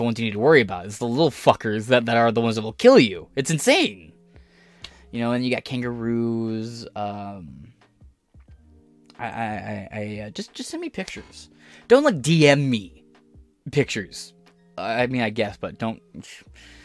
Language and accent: English; United States; accent: American; in my American accent